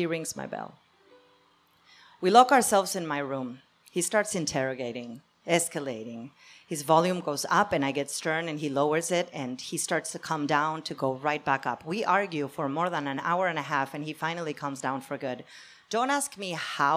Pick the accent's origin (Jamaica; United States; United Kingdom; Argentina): Argentina; moved away; I'm from Argentina.